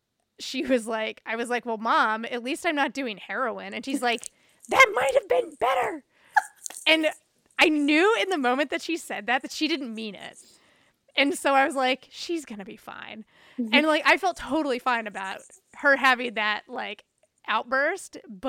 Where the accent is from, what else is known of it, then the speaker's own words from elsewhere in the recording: the South, United States; And it was like growing up in the South, it's a lot of derogatory words that were used around queerness.